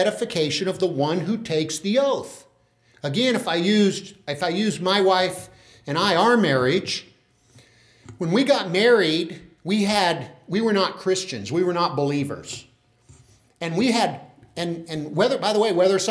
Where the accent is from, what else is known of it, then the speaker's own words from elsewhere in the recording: Tulare, California, United States; I'm a guy from Tulare